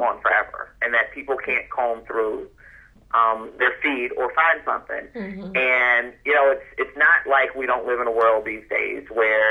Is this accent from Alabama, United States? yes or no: no; Chicago, Illinois, United States; I'm from Chicago